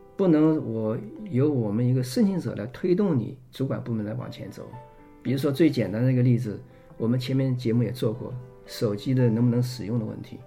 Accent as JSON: {"language": "Chinese", "country": "China", "said": "我们中国人"}